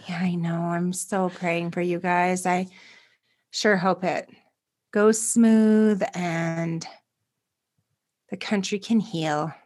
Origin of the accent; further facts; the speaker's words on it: Canada; as a Canadian